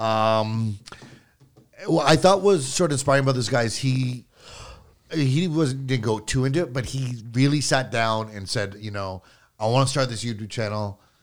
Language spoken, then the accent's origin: English; Canada; me being Canadian